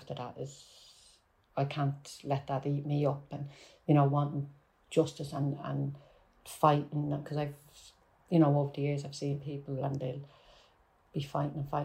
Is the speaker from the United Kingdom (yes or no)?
no; Dublin, Leinster, Ireland; accent: Dublin; my Dublin accent